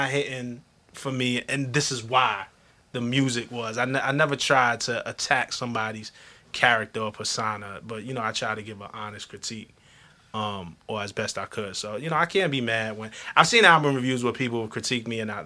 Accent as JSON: {"language": "English", "town": "New York City", "region": "New York", "country": "United States", "tie": "born or raised there", "said": "I come from Flatbush, Brooklyn."}